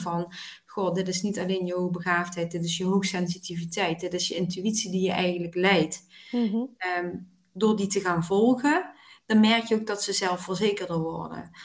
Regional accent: Weert, Limburg, Netherlands; geboren en getogen in Weert

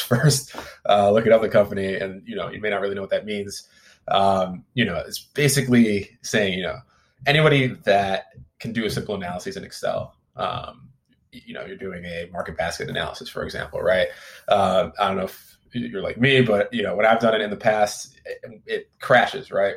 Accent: Midwest, United States; now in Silicon Valley, United States; I'm originally from the Midwest

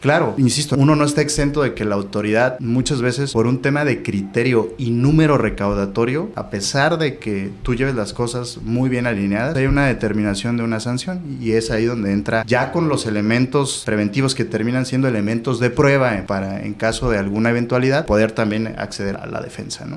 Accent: Oaxaca, Mexico; moved away as an adult; now in Tijuana, Mexico; Yo soy del estado de Oaxaca, nací ahí, estudié ahí la licenciatura en Derecho

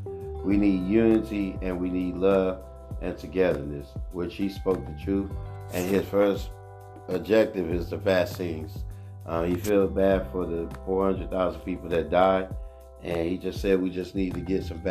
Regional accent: Oakland, California, United States; Oakland, California, my hometown, my city

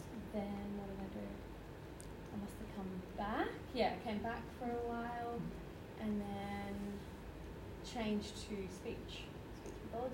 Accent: Lennox Head, New South Wales, Australia; moved away as an adult; also born or lived in Brisbane / Rockhampton / Norway / Canada; I grew up in this church actually. So I'm from Lennox, grew up there, and now I've been everywhere.

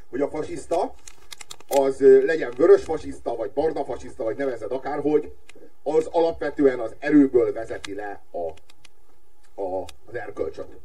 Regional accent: Hungary; Magyar vagyok, nem turista.

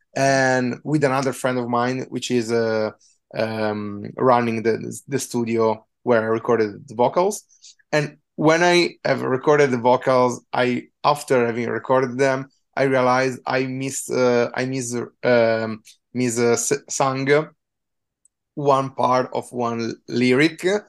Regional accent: Trento, Trentino-Alto Adige, Italy; moved away; I come from a small city called Trento, which is in the northeast

